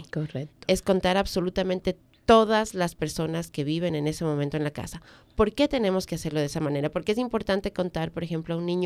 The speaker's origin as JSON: {"language": "Spanish", "country": "Ecuador", "moved": "yes", "said": "Yo vengo de Ecuador, tú vienes de República Dominicana, donde los sistemas no son como, como acá"}